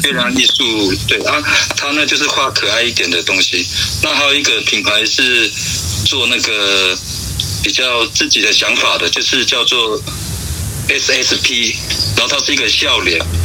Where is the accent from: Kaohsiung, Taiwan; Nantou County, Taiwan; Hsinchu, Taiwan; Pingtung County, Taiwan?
Nantou County, Taiwan; lower Luluna, Xinyi Township; 从小是在那个罗那的下面